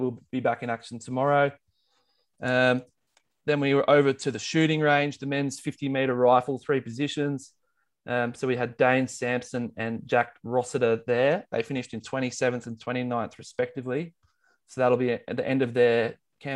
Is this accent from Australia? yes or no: yes; Australia; Australian Olympic nerds